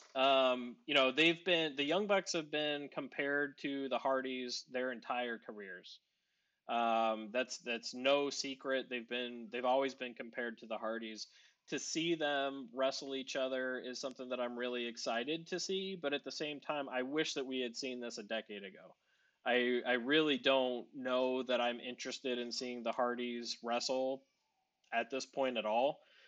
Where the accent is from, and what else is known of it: Northeast Ohio, United States